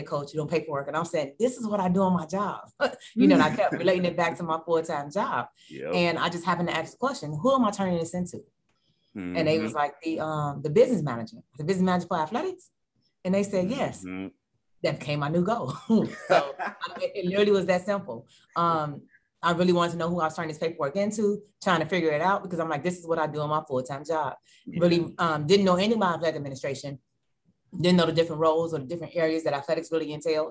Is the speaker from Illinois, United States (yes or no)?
yes; Chicago, Illinois, United States; moved away as an adult; now in Hampton Roads, United States; I'm from Chicago